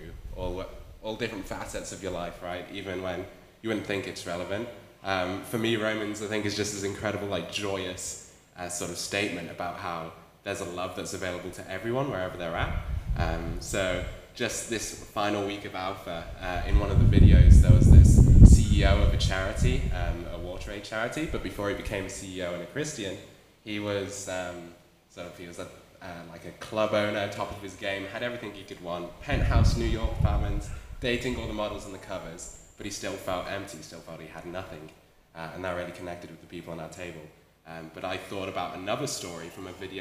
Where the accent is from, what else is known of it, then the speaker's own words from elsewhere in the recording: Wales, United Kingdom; moved away as an adult; now in Australia; I'm from Wales, back in the UK. I've been in Australia for 2.5 years now